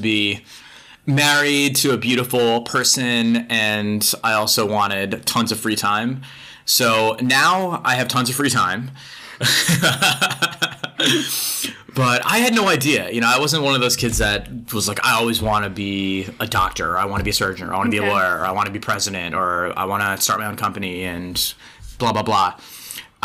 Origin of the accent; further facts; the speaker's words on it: Long Island, New York, United States; I grew up in Long Island